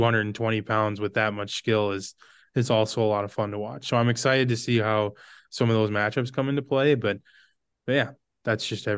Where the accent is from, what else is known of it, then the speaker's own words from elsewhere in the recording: Brainerd, Minnesota, United States; I grew up in Brainerd. I played hockey growing up.